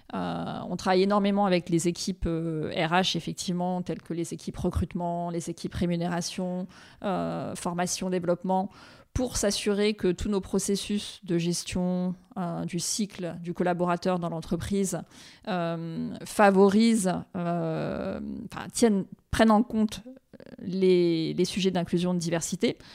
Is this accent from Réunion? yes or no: yes; Réunion; moved away as an adult; also born or lived in New York; now in Paris, France; je suis originaire de l'île de la Réunion